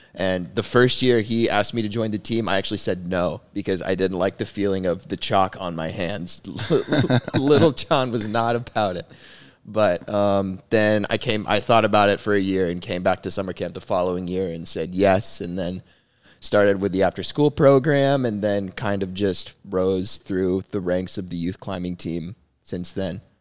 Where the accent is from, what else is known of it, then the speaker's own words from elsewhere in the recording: Dallas, Texas, United States; I'm from Dallas, Texas. I grew up climbing here at Summit Carrollton